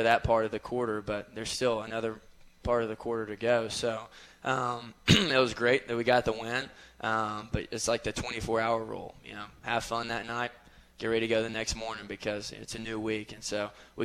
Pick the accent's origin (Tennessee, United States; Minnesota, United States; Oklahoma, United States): Tennessee, United States; Cleveland; moved away as an adult; now in Johnson City, United States; I'm from Cleveland, which is right by Chattanooga, and I had a lot of friends and family there